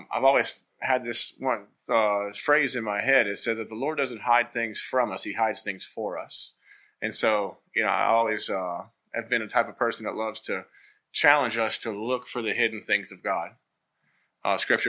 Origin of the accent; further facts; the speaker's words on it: Thaxton, Virginia, United States; now in Lynchburg, United States; I grew up in Bedford, so similar to the Gladys area, you know, very, you know, farmland and rural, and you know, and I love it. I grew up in Thaxton